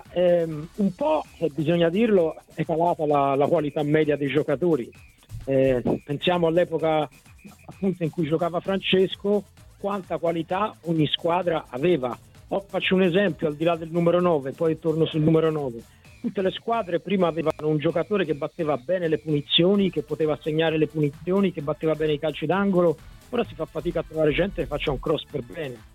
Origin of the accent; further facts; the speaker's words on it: Florence, Tuscany, Italy; grazie mille perché io sono di Firenze, quindi...